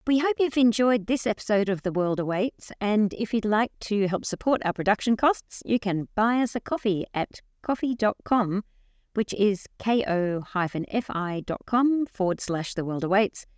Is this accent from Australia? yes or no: yes; Australia; growing up in Australia in the seventies and eighties